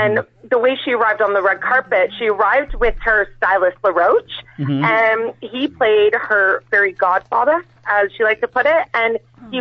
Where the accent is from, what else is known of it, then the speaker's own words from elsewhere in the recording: Vancouver, British Columbia, Canada; I'm from Vancouver, Canada